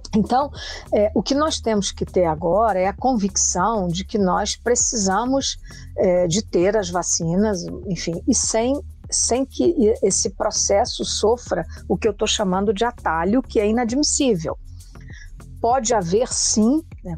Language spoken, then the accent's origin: Portuguese; Brazil; como brasileira